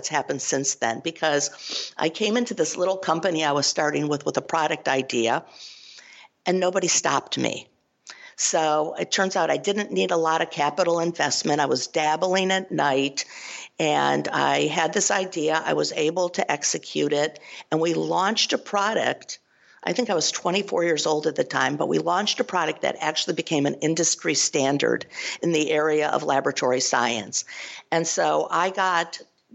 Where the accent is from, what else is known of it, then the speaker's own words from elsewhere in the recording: Cleveland, Ohio, United States; I'm originally from Cleveland, Ohio